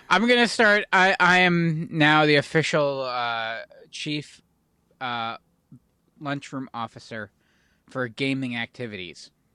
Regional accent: Pennsylvania, United States; we're from Pennsylvania

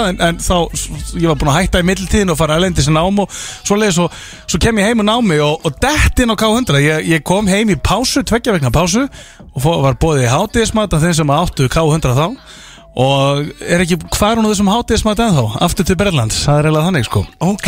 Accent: Akureyri, Northeastern Region, Iceland; ég er frá Akureyri fekk ég fylgjast með Rúf og Rást 2 á Akureyri

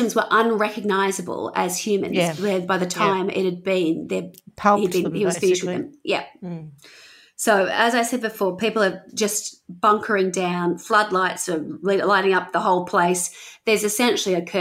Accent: Wollongong, New South Wales, Australia; growing up in Wollongong, we had the Bulleye Rave Fest

